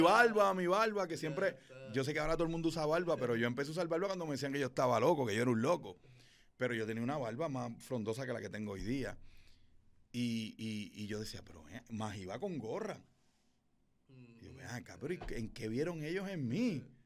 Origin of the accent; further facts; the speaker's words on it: Fajardo, Puerto Rico; Yo soy de Fajardo, Puerto Rico